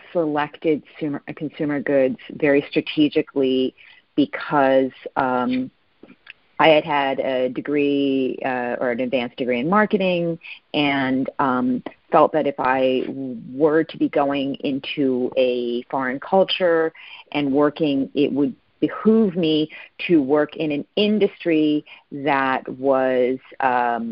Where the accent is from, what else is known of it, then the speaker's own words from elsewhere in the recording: East Coast, United States; also born or lived in California / Japan; now in Arizona, United States; So I actually grew up on the East Coast. I'm currently living in Arizona, spent many years in California.